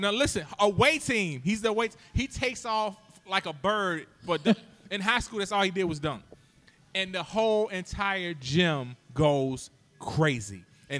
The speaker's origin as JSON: {"language": "English", "town": "Hampton", "region": "Virginia", "country": "United States", "tie": "born or raised there", "said": "my hometown, Hampton, Virginia, the home of great such as Allen Iverson, Michael Vick."}